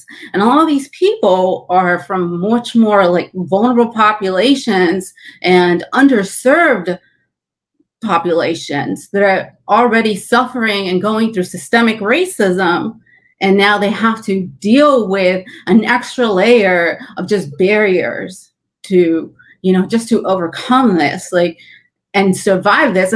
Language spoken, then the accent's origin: English; California, United States; moved away; I'm originally from California, that is where my family is based out